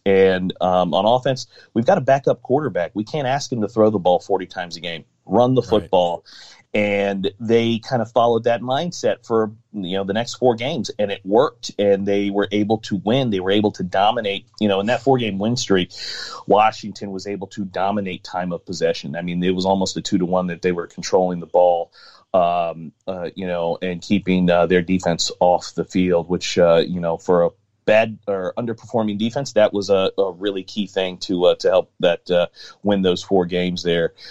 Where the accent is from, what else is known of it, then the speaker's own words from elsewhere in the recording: Maryland, United States; I'm from uh, Maryland area. Mm-hmm. Uh, still uh, in the the Maryland area here as well